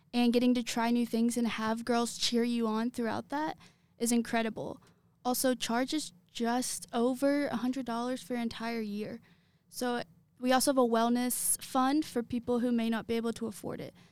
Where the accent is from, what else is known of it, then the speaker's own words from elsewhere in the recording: Lexington, Kentucky, United States; I am from Lexington.